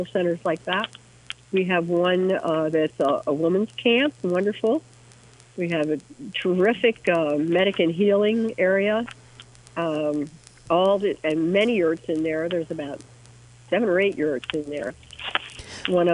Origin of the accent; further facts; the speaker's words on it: Missoula, Montana, United States; my hometown in Missoula